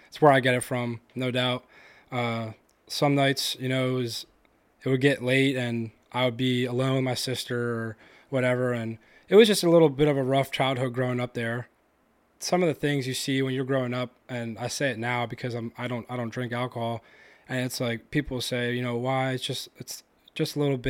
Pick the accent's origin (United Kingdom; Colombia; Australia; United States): United Kingdom; London; I grew up in South London. I still live there now, actually. I bought that house from my dad pretty recently.